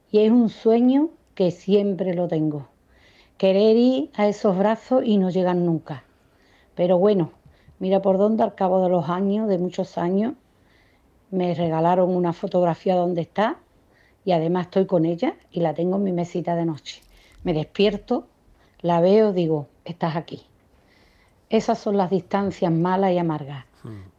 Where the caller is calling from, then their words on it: Seville, Andalusia, Spain; Muy buenas tardes, cafetero … de Sevilla.